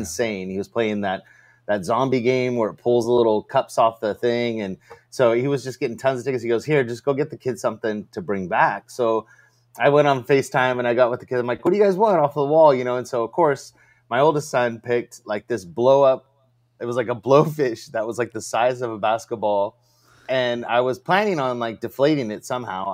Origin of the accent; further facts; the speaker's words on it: California, United States; I'm from California, which is a dry heat